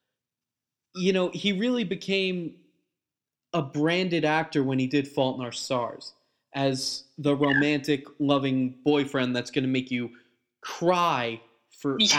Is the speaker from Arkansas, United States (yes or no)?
no; Long Island, New York, United States; I grew up on Long Island